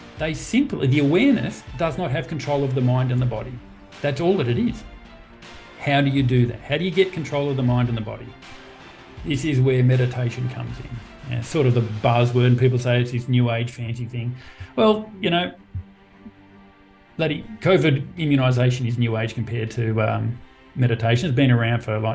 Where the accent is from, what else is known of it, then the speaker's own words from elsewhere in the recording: Sydney, New South Wales, Australia; also born or lived in Wangaratta, Victoria / Campbelltown; Born in Wangaratta, country Victoria, did 2 years of schooling there across 2 schools, then moved to Sydney, grew up in Moorbank, so Western Sydney, 1980s